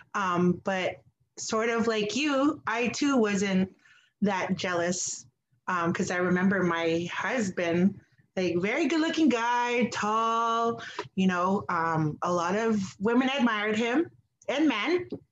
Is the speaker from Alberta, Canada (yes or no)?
no; Wikwemikong, Ontario, Canada; now in Toronto, Canada; I currently reside in Toronto and I am from Wikwemkong and Skamuk